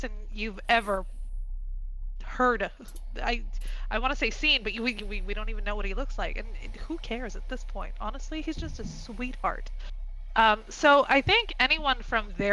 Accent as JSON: {"language": "English", "town": "Quebec City", "region": "Quebec", "country": "Canada", "said": "I'm from Quebec City, Canada. So I stream in both English and French."}